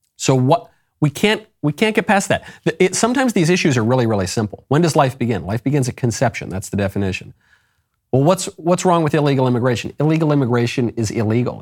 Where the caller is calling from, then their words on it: Puerto Rico; I'm calling from Puerto Rico